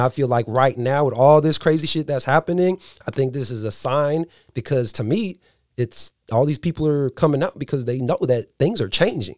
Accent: San Diego, California, United States; now in Dixon, United States; I live in Dixon, so, you know, I'm from San Diego

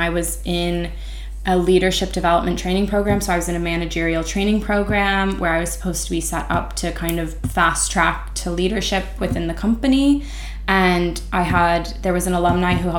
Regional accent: United States; as an American

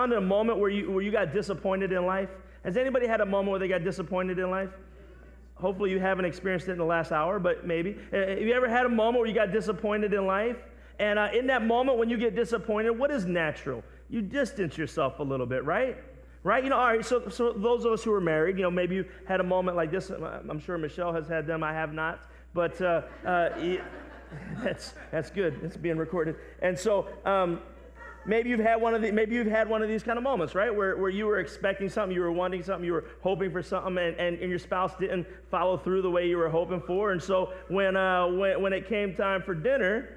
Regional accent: New Jersey, United States; now in Philadelphia, United States; I'm from South Jersey. I still claim that to be from South Jersey, but I've been on this side of the river the better part of my life now

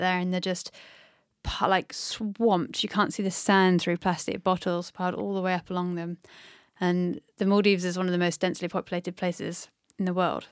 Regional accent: North Devon, South West England, United Kingdom; I grew up in North De-, Devon by the sea

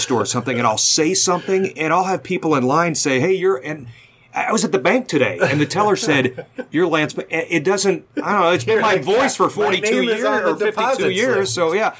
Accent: Anderson Township, Ohio, United States; moved away; also born or lived in Carmel, Indiana; I grew up in Anderson Township

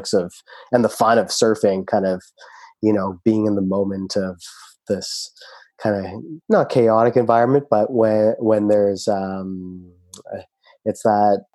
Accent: Burlington, Ontario, Canada; moved away as an adult; also born or lived in Turkey / Brampton, Ontario; now in Tofino, Canada; I grew up in Burlington, Ontario

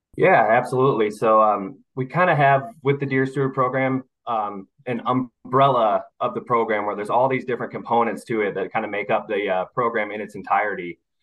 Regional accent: Missouri, United States; moved away as an adult; now in Mobile, United States; I was born and raised in Missouri, but this job has brought me down to Mobile, Alabama, uh, where I live here with my wife now

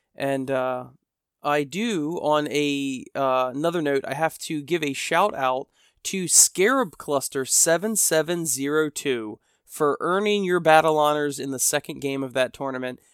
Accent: United States; I'm an American, and we Americanize everything

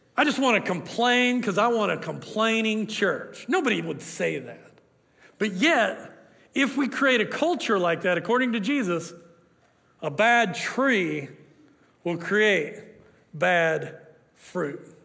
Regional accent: Oklahoma, United States; I'm from Oklahoma

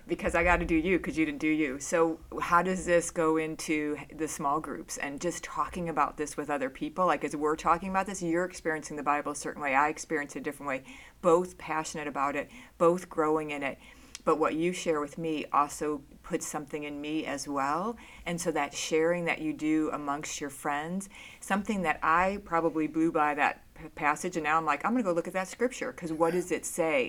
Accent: outside of Chicago, Illinois, United States; moved away; I grew up outside of Chicago. I lived down in Chicago in the city

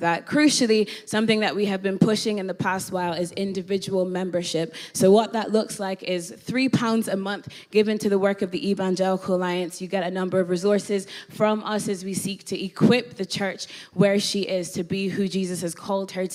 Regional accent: Ireland; moved away as an adult; also born or lived in Northern Ireland; now in London, United Kingdom; born in London, raised in Ireland. So raised in the Republic of Ireland, went to school there, went to uni there.

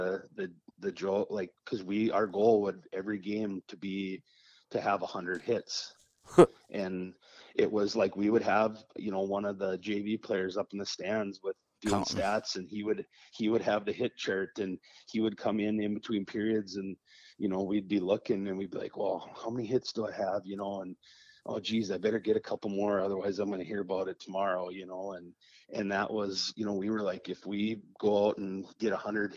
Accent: Warroad, Minnesota, United States; moved away; I was coming from War Road in a very structured system

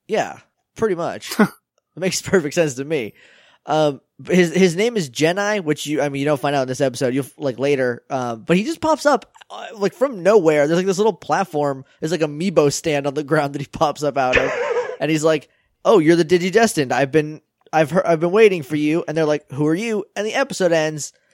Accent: New Hampshire, United States; now in Texas, United States; I'm from New Hampshire, so, like, I can understand the weird northern slang

